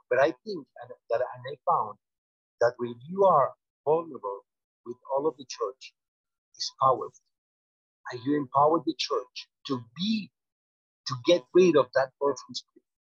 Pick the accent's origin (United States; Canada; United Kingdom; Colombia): Colombia; in Colombia, you know that most of all, we were raised in the Catholic Church